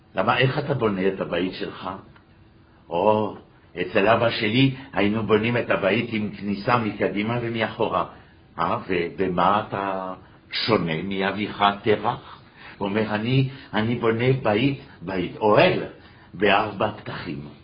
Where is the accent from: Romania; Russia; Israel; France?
France; moved away; גדלנו בשמאל הקיצוני בצרפת